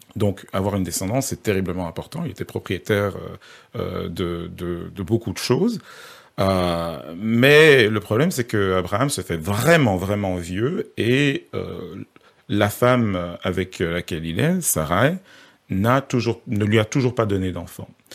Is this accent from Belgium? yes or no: yes; Belgium; je, je suis pas français, hein, je suis belge